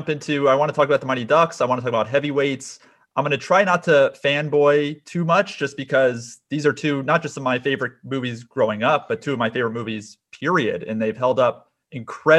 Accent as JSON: {"language": "English", "area": "Westchester", "region": "New York", "country": "United States", "tie": "born or raised there", "also_born_or_lived": "Fort Lauderdale, Florida", "said": "I grew up in Fort Lauderdale and particularly Weston, a little bit of West Fort Lauderdale, and then moved to Westchester, New York when I was 10"}